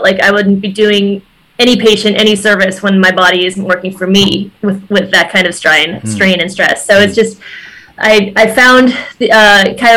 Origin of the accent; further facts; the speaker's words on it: Wisconsin, United States; moved away as an adult; also born or lived in San Francisco, California / Beverly Hills, California; I recently relocated back to my home state of Wisconsin